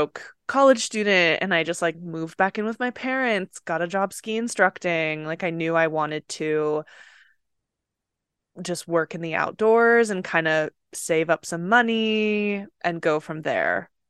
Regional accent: Utah, United States; So leaving Utah or my hometown has always been something I wanted to do.

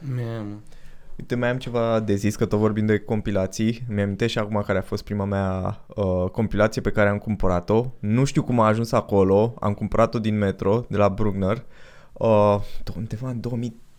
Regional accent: Pitești, Argeș, Romania; Noi suntem din Pitești.

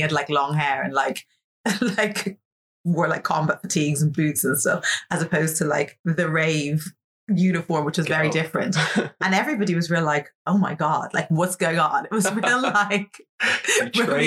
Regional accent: Ireland; also born or lived in Atlanta, Georgia, United States; I was born in Ireland, but then we like moved to Atlanta and I spent the first few years of my life there and then moved back to Ireland when I was like four.

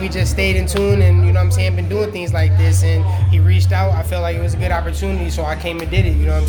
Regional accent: Waukegan, Illinois, United States; I'm from Waukegan

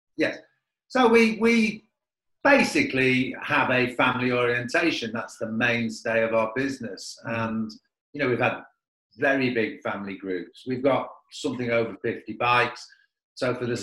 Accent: Manchester, North West England, United Kingdom; also born or lived in South Africa; now in Carlingford, Ireland; I'm from Manchester

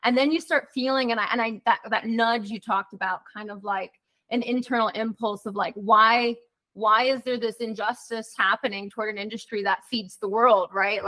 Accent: Minneapolis, Minnesota, United States; I was born in Minneapolis, Minnesota.

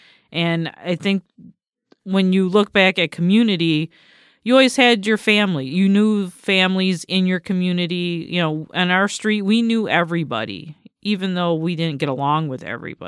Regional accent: Batavia, New York, United States; because I grew up in Batavia, New York, which is at that time was a small city, small town.

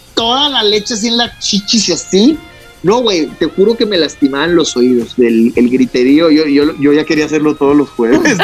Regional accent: Chihuahua, Mexico; moved away as an adult; now in Mexico City, Mexico; regresarme a Chihuahua

